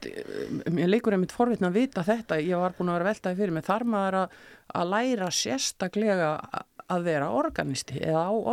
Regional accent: Brennistaðir, Flókadalur, Borgarfjörður, Western Region, Iceland; also born or lived in Reykjavík; now in Borgarnes, Iceland; Já, ég kemur borgarferði, ég er ólst upp á sveitaheimili

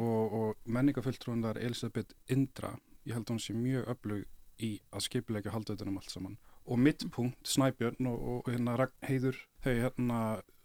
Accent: Kópavogur, Capital Region, Iceland; ég ólst upp í Kópavægi

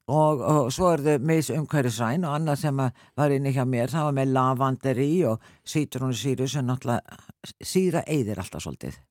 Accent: Selfoss, Southern Region, Iceland; ég, náttúrulega frá Selfos

